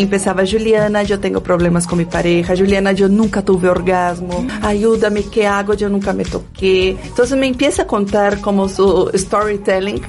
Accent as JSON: {"language": "Spanish", "country": "Brazil", "tie": "born or raised there", "second_language": "Spanish", "moved": "as an adult", "lives_now": "Mexico", "said": "soy una mujer que viene desde la favela de Brasil, que tuve mis orígenes muy humildes."}